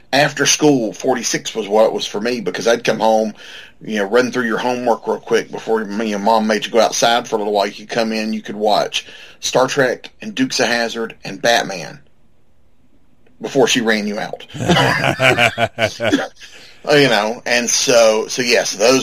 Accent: Atlanta, Georgia, United States; I grew up here in the Atlanta area

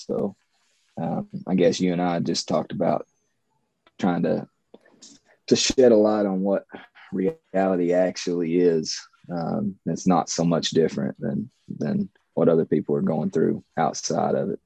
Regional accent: Eastern Kentucky, United States; 30 something male from Appalachia. Uh, got three kids, wife. I lived here my whole

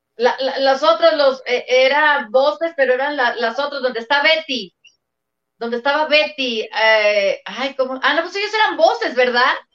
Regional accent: León, Guanajuato, Mexico; yo soy de León, Guanajuato

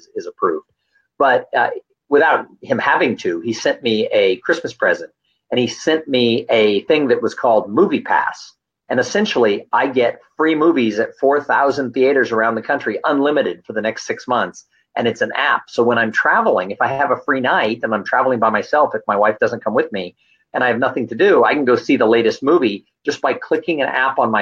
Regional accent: Southern California, United States; I'm from Southern California

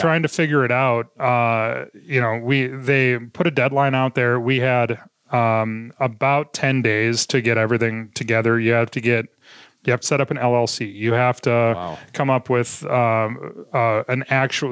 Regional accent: Minot, North Dakota, United States; growing up in Minot was one of it was one of those places where uh, you didn't go home until the porch lights came on at night

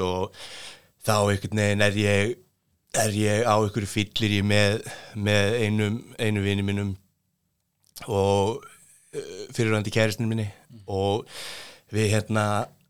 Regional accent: Reykjavík, Capital Region, Iceland; kem úr eh, gettóinu, breyðaltinu

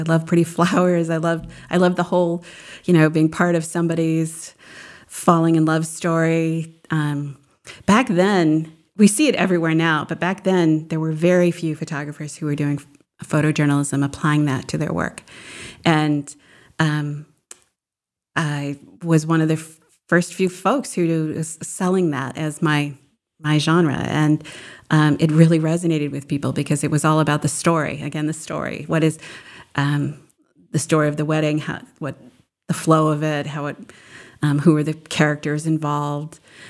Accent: New Hampshire, United States; I remember they took us, we lived in central New Hamps

